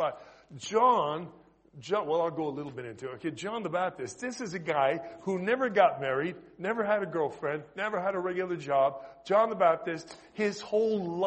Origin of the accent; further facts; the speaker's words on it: Canada; accent: Canadian; moved away; my noisy Canadian accent